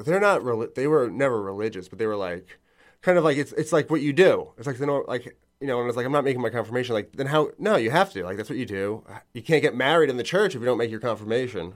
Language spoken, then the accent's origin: English; Long Island, New York, United States; moved away as an adult; now in Bushwick, New York City, United States; I'm from Long Island